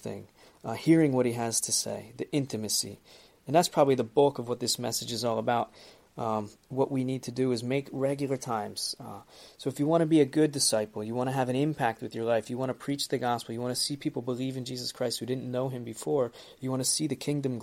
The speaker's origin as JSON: {"language": "English", "country": "United States", "said": "as I'm American also"}